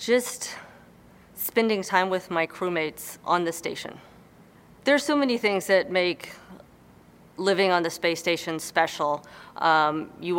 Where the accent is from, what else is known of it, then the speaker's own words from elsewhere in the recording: Houston, Texas, United States; growing up in Houston